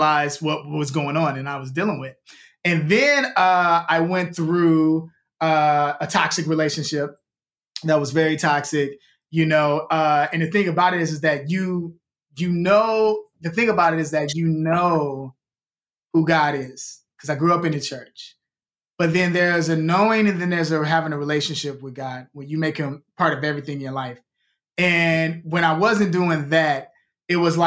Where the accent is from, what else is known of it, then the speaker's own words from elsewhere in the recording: Chicago, Illinois, United States; now in Los Angeles, United States; when I was a kid growing up in Chicago